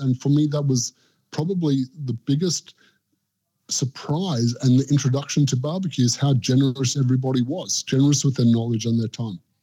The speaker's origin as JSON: {"language": "English", "country": "South Africa", "tie": "born or raised there", "moved": "yes", "lives_now": "Australia", "said": "growing up in South Africa and moving to Australia"}